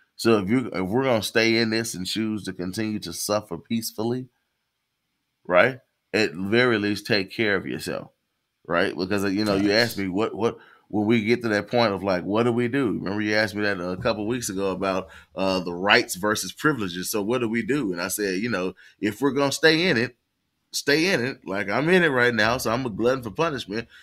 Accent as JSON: {"language": "English", "region": "the South", "country": "United States", "said": "I'm a Southerner"}